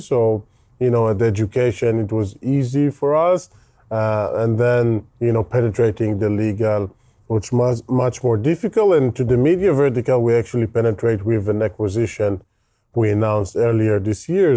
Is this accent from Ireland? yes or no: no; Israel; accent: Israeli; English is a second language; You can hear my terrible Israeli accent